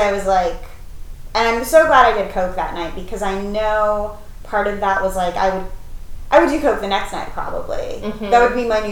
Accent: Colorado, United States; moved away as an adult; also born or lived in Brooklyn, New York / Los Angeles / San Francisco; I'm from Colorado

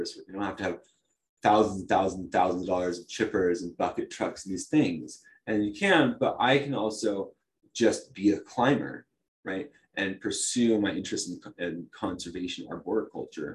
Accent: Talent, Oregon, United States; I grew up in Talent

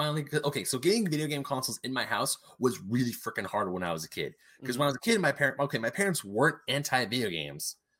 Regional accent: Diamond Bar, California, United States; also born or lived in Murrieta, California; when I moved to my hometown of Diamond Bar, my next door neighbor in kindergarten, she had an SNES.

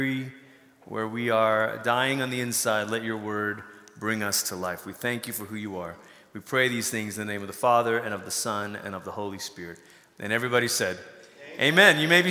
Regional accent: Malaysia; moved away; I grew up in Malaysia.

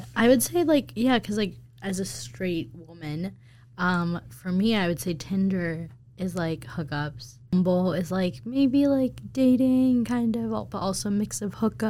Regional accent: Boston, Massachusetts, United States; moved away; I am from Boston.

